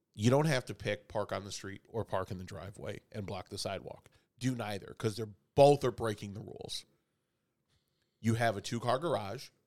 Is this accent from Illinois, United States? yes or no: yes; Chicago, Illinois, United States; I grew up in Chicago